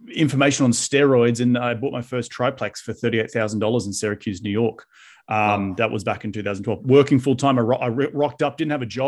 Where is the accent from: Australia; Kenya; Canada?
Australia; moved away as an adult; also born or lived in London; now in United States; So I originally from Australia and I moved here 10 years ago.